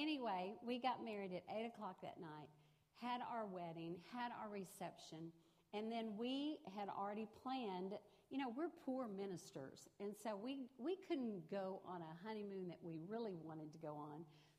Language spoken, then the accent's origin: English; Rosenberg, Texas, United States; I grew up in Richmond, Rosenberg, just right down the road. That's where I grew up.